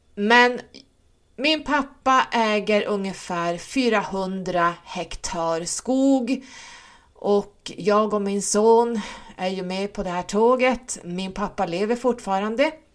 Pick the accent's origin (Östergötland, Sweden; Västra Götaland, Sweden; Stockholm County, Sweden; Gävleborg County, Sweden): Stockholm County, Sweden; Stockholm; now in Norrland, Sweden; Jag är född i Stockholm och uppvuxen där. Ehm, flyttade upp hit när mina föräldrar skilde sig eftersom mamma var norrlänning.